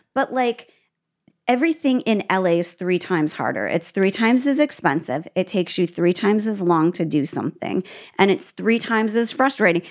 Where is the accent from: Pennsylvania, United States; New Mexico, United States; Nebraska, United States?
Nebraska, United States; also born or lived in Midwest; now in California, United States; I'm from Nebraska